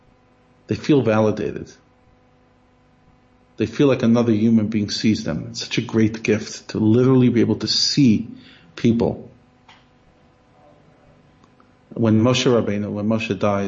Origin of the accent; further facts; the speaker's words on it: United States; moved away; I'm so American